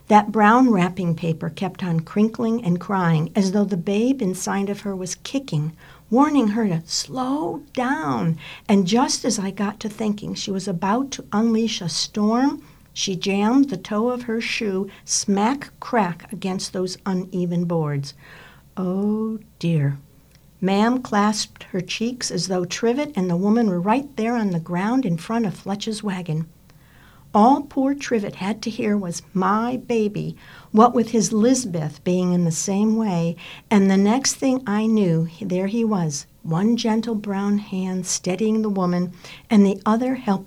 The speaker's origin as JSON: {"language": "English", "town": "Hartford", "region": "Connecticut", "country": "United States", "tie": "born or raised there", "moved": "yes", "lives_now": "Maine, United States", "said": "I grew up in Hartford, Connecticut, and as a little girl"}